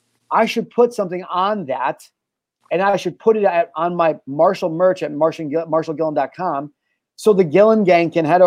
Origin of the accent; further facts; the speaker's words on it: Midwest, United States; we're from the Midwest